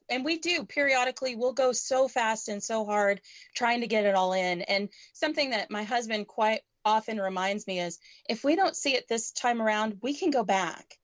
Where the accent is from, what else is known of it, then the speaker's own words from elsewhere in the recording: Canada; now in United States; Um, I'm originally from Canada, so we try to jump across the border anytime we're up north.